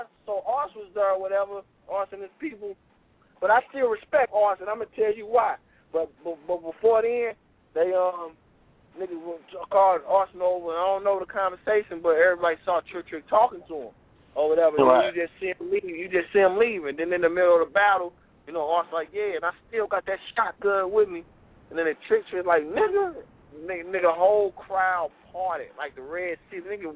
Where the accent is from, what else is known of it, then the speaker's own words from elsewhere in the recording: California, United States; So I'm used to Cali. I'm from Cali.